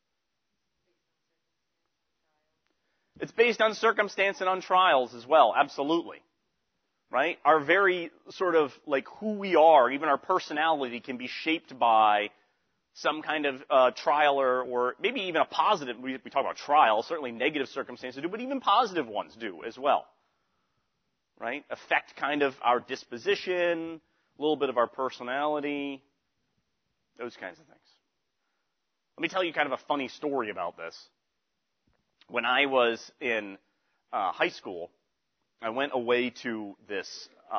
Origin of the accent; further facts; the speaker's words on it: Western Massachusetts, United States; moved away; also born or lived in Pittsburgh; I was from Western Massachusetts. All right, so I had a certain way of speaking from out there in Western Massachusetts